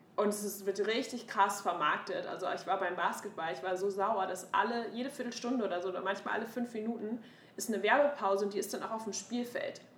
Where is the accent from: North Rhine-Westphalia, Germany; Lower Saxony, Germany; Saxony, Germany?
North Rhine-Westphalia, Germany; Münster; moved away as an adult; also born or lived in Hamburg; now in United States; meiner Heimatstadt Münster